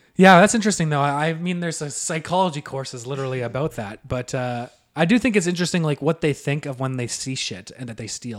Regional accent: Selkirk, Manitoba, Canada; we're from Selkirk

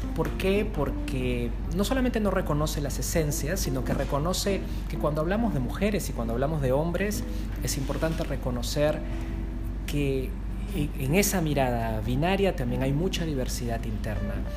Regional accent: Peru; yo soy de Perú

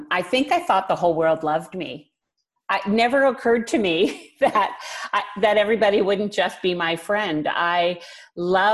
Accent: Vancouver, British Columbia, Canada; I was born and raised in Vancouver. This has been home all of my life.

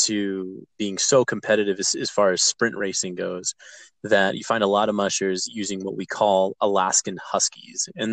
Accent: Park City, Utah, United States; So I grew up in Park City, and I've been running sled dogs since I was 8 years old.

